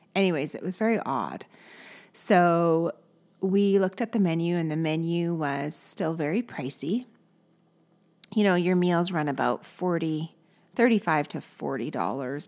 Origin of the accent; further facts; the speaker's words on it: Canada